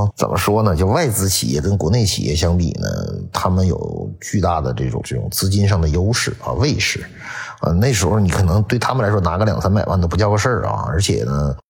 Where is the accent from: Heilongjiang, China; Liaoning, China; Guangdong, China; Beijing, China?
Liaoning, China; 就是当时你比如我我我之所以我支持辽宁队不支持沈阳队，我也没有什么概念，因为我是辽宁，